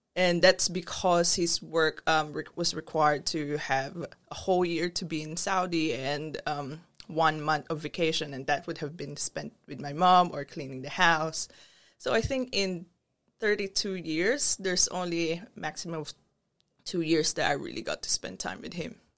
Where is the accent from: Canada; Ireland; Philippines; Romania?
Philippines; moved away as an adult; also born or lived in Brunei; now in Australia; growing up in the Philippines, you wouldn't believe that I was that rebellious kid